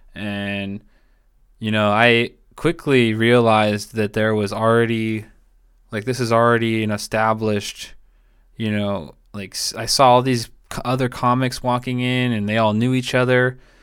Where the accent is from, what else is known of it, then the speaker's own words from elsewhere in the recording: Tacoma, Washington, United States; moved away; also born or lived in Marina, California / Salinas, California; I'm from, like, Tacoma, uh, Puyallup area, which is, like, south of Seattle